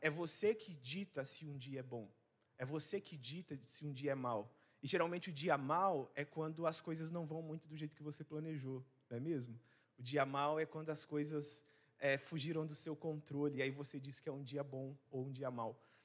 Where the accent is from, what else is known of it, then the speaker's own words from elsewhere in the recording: Rondônia, Brazil; moved away as an adult; now in Vitória, Brazil; eu não sou daqui, eu sou de Rondônia. Então, por isso que às vezes meu sotaque vai ser diferente para você